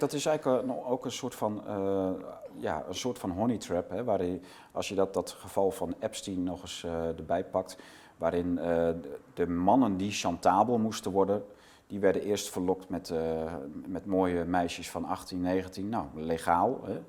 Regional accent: Netherlands; we als Nederlanders

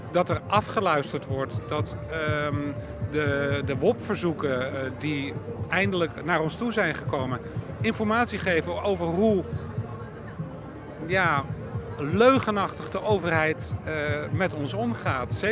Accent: Antwerp province, Flanders, Belgium; ik ben van België, van de provincie Antwerpen, eh, in het Brabant.

